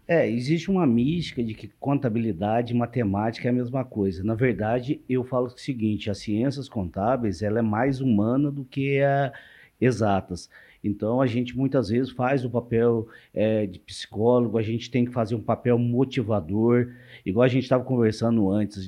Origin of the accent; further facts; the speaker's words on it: Minas Gerais, Brazil; moved away as an adult; now in Marília, Brazil; eu sou mineiro de nascimento, vim para cá